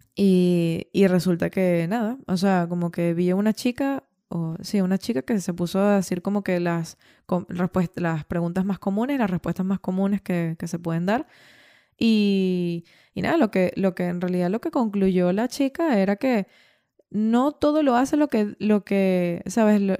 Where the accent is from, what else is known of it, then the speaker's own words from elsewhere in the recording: Venezuela; moved away as an adult; also born or lived in Ireland; cuando yo salí de, de Venezuela